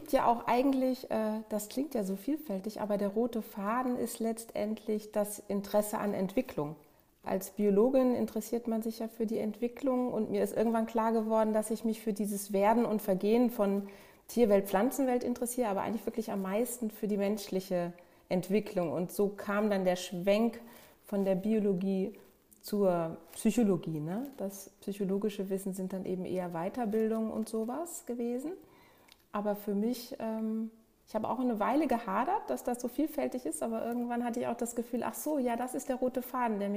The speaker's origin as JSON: {"language": "German", "town": "Bad Dürkheim", "region": "Rhineland-Palatinate", "country": "Germany", "tie": "born or raised there", "also_born_or_lived": "Flensburg", "said": "Geboren bin ich in Flensburg, ganz im Norden Deutschland, aufgewachsen in Süddeutschland, eher in Rheinland-Pfalz, in Bad Dürkheim, an der Weinstraße."}